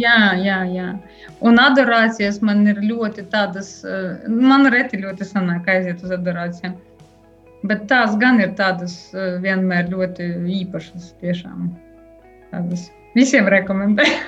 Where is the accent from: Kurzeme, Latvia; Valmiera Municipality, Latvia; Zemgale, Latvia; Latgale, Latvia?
Latgale, Latvia; Ilūkste Municipality; now in Daugavpils, Latvia; Bet es nāku no Ilūkstas novada, tādiem laukiem, Tur joprojām dzīvo mani vecāki.